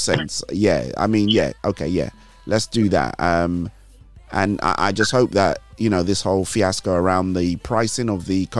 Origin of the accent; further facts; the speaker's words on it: Nigeria; moved away; I grew up with him in Nigeria